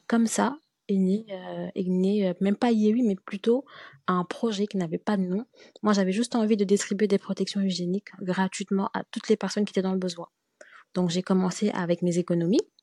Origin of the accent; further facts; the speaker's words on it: Senegal; moved away as an adult; also born or lived in France; je suis née et au Sénégal et euh, je suis allée étudier en France en 2014 lorsque j'ai eu mon bac.